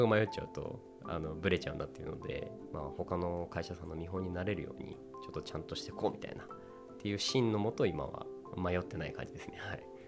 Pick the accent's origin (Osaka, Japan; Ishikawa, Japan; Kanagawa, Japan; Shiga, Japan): Kanagawa, Japan; Yokohama; also born or lived in Tokyo; 僕横浜出身なんですけど